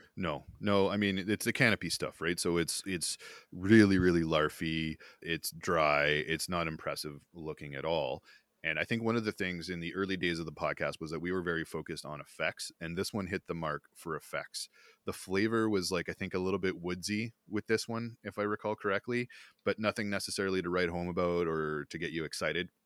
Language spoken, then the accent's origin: English; Smiths Falls, Ontario, Canada; I grew up near Smith Falls, Ontario